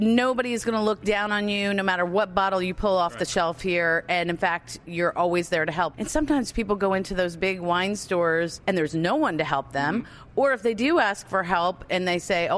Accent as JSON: {"language": "English", "town": "Easton", "region": "Maryland", "country": "United States", "tie": "born or raised there", "said": "here at Hair of the Dog Wine and Spirits in Easton, Maryland, right here in my hometown"}